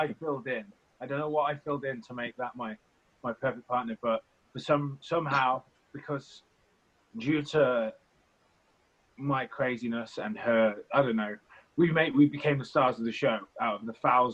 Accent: Stratford-upon-Avon, West Midlands, United Kingdom; I'm from Stratford-upon-Avon, which is a little town in the middle of England.

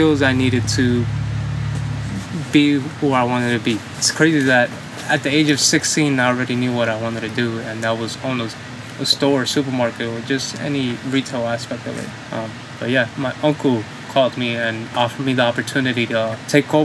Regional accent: New York City, New York, United States; moved away as an adult; also born or lived in Dominican Republic; now in North Carolina, United States; Me and my family immigrated from the Dominican Republic in the early 1990s. We immigrated to the Williamsburg area, Brooklyn

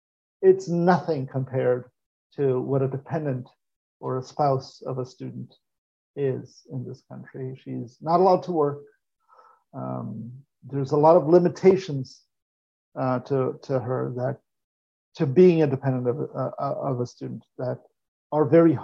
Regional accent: Santos, São Paulo, Brazil; And I was in Brazil, I was born in Santos, I was raised in Santos, and then I moved to São Paulo.

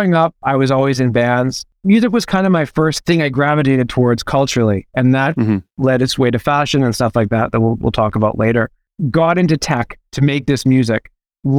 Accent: Vancouver, British Columbia, Canada; also born or lived in Hamilton, Ontario; Well, I was born in Hamilton, and then my mom and I moved to Vancouver when I was three. So I claim Vancouver.

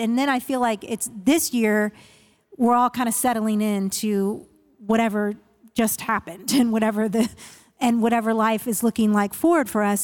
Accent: Northern Virginia, United States; moved away as an adult; now in Nashville, United States; I grew up in the Northern Virginia area right outside of Washington, D C.

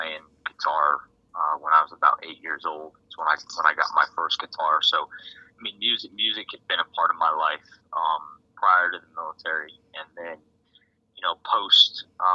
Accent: Colorado, United States; moved away as an adult; now in New Jersey, United States; I was actually born and raised in Colorado, and ended up out in New Jersey

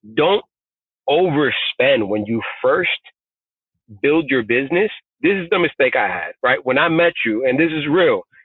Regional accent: New York City, New York, United States; first language Spanish; English is a second language; also born or lived in Puerto Rico / South Bronx; I grew up in the rough streets of Bushwick, Brooklyn, moved to the South Bronx to a housing project

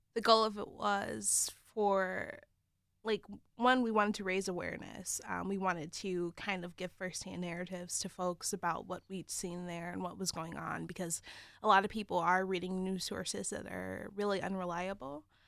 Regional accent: Cincinnati, Ohio, United States; now in East Lansing, United States; I grew up in Cincinnati

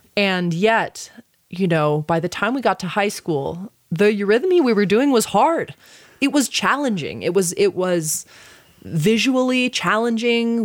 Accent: Texas, United States; moved away as an adult; now in Santa Fe, United States; being the Texan

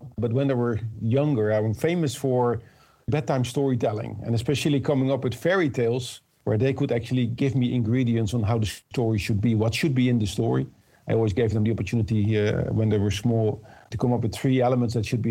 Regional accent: Rotterdam, South Holland, Netherlands; I'm originally from Rotterdam area

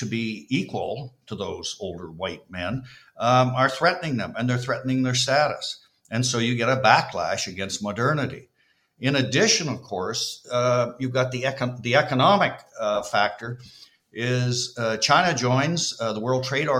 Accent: Walkerton, Ontario, Canada; also born or lived in Kitchener-Waterloo; I'm a boy from Waterton, Ontario, which is the northwest of Toronto

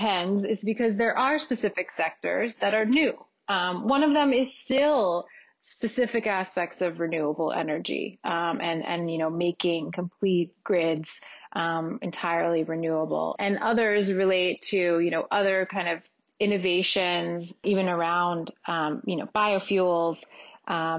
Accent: New York City, New York, United States; I grew up in New York City.

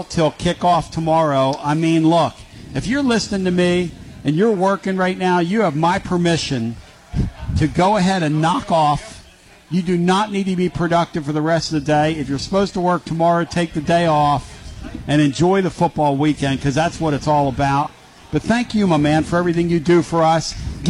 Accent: Philadelphia, Pennsylvania, United States; I come from Philadelphia. You come from up there in Beantown.

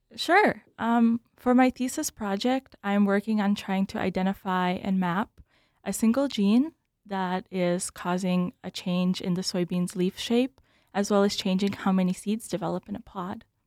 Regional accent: Bloomington, Minnesota, United States; also born or lived in Belarus; I grew up in Bloomington, where I went to high school

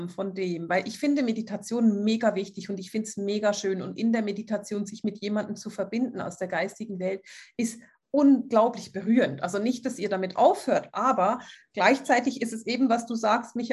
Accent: Switzerland; Ich muss, ich bin Schweizerin, ich muss Französisch sprechen.

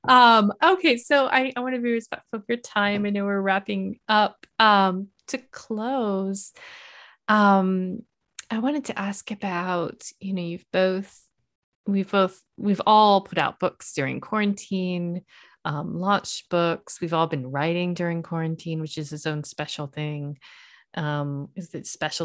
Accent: Virginia, United States; I grew up in Virginia

